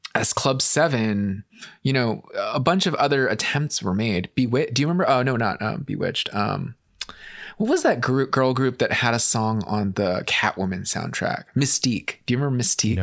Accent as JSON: {"language": "English", "country": "United States", "said": "as an American"}